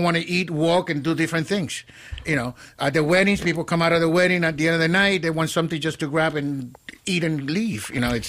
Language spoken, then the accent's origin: English; Elizabeth, New Jersey, United States; I grew up in Elizabeth, which was back then Cubans and Puerto Ricans.